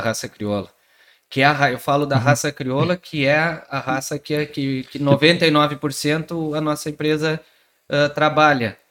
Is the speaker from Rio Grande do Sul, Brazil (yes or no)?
yes; Pelotas, Rio Grande do Sul, Brazil; sou daqui de Pelotas, fiz faculdade aqui.